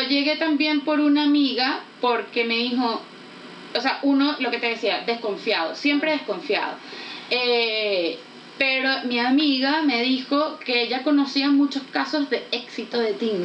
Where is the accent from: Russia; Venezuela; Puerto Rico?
Venezuela; accent: Venezuelan; now in Santiago, Chile; Vivimos en Santiago de Chile, pero claramente somos venezolanas. Claramente digo por el acento